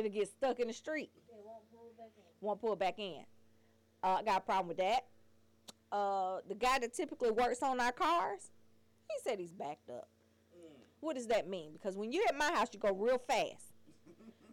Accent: Atlanta, Georgia, United States; I'm from Atlanta

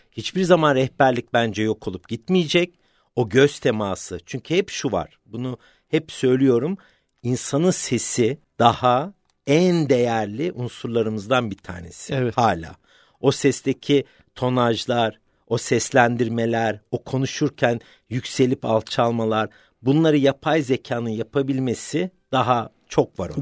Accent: London, United Kingdom; Öncelikle 1972 doğumluyum, Londra doğumluyum.

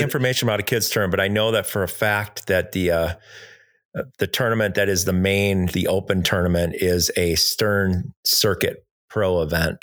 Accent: Milwaukee, Wisconsin, United States; moved away; I'm from Milwaukee

